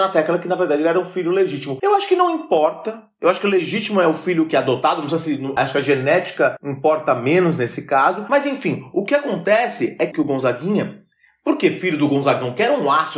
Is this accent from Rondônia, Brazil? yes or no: no; Cangaíba, São Paulo, Brazil; no Cangaíba, de onde eu vim